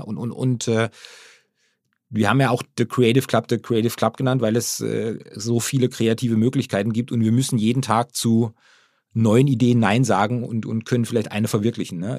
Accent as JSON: {"language": "German", "region": "Baden-Württemberg", "country": "Germany", "tie": "born or raised there", "moved": "yes", "lives_now": "Hamburg area, Germany", "said": "wir kommen ja aus der Region, aus der badischen Region"}